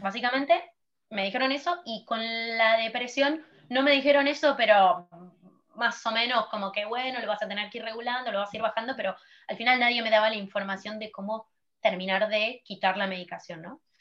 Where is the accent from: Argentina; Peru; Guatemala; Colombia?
Argentina; moved away as an adult; now in Barcelona, Spain; soy de Argentina, eh, me acabo de mudar a Barcelona